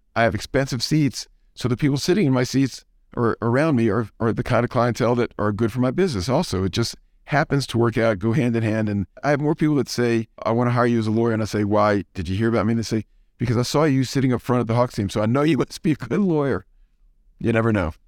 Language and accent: English; New Orleans, Louisiana, United States; now in Atlanta, United States; I grew up in New Orleans, and I'm a Saints fan.